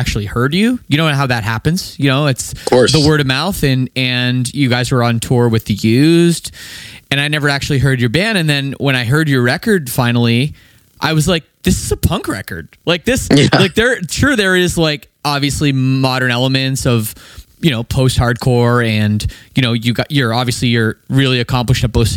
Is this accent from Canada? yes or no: yes; Canada; I'm Canadian, I never played hockey